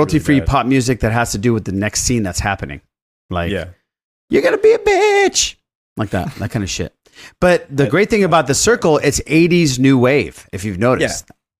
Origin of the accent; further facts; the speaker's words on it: Iran; No, I'm from Iran.